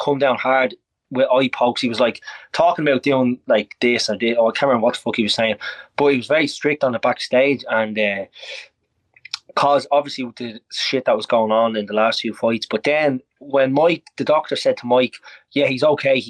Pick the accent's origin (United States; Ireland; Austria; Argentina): Ireland; I'm an Irish man